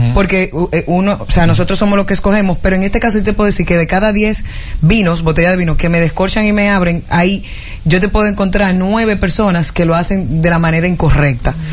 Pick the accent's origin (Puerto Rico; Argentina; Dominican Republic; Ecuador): Dominican Republic; Nosotros los dominicanos